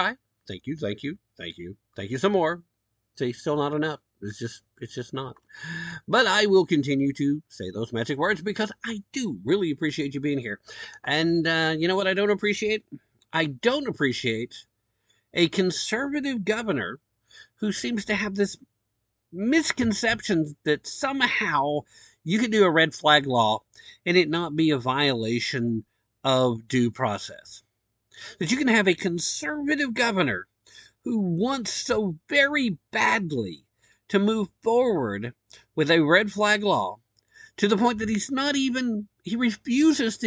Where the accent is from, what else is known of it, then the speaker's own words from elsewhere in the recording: Tennessee, United States; the great state of Tennessee, my home state.